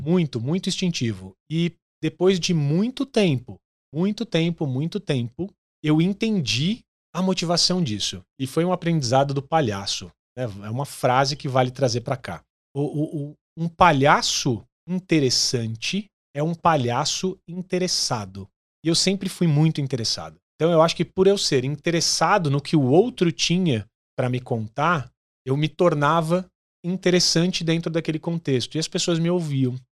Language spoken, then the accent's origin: Portuguese; Santo André, São Paulo, Brazil; Nasci em Santo André, no Hospital e Maternidade Brasil.